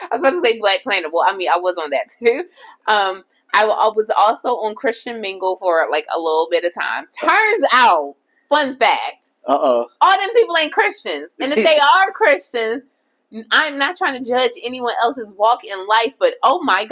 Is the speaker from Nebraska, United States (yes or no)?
no; Baltimore, Maryland, United States; moved away; also born or lived in Jamaica (family); when I lived in Baltimore, so I'm originally from Baltimore